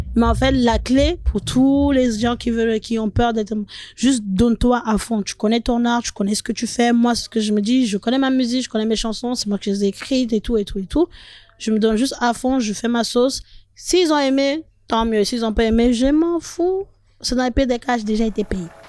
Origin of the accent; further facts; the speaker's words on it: Paris, Île-de-France, France; also born or lived in Nantes; j'étais à Nantes. Et j'ai quitté Nantes pour retourner à Paris